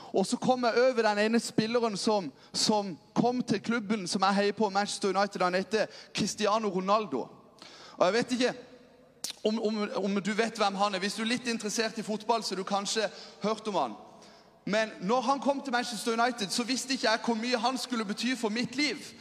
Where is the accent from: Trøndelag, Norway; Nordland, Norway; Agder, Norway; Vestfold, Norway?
Agder, Norway; Lyngdal; jeg kommer fra Lyngdal